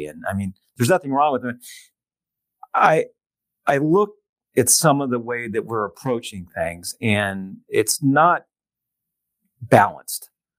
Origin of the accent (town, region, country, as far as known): San Diego, California, United States; born or raised there